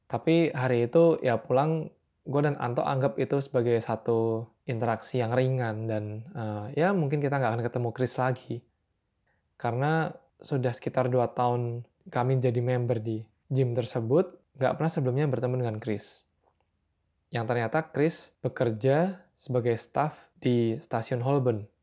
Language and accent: Indonesian; Semarang, Central Java, Indonesia; karena ya sebelumnya gue sempat bilang gue berasal dari Semarang.